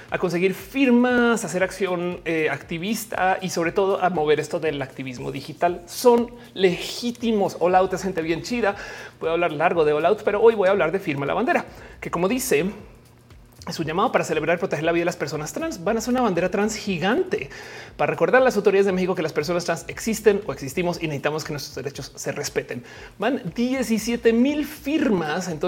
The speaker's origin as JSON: {"language": "Spanish", "country": "Argentina", "said": "Me encanta, soy de Argentina. Igual no, no llega a Argentina si pides."}